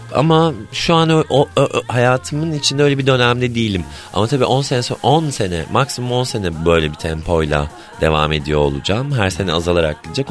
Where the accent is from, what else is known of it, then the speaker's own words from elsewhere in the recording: Ordu, Turkey; moved away; Anadolu'da doğdum, büyüdüm. Halen Ordu'da bir evim var